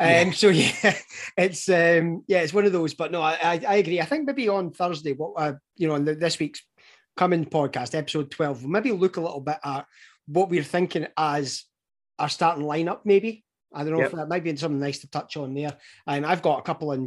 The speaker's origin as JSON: {"language": "English", "region": "Scotland", "country": "United Kingdom", "said": "given that we are the Scottish guys"}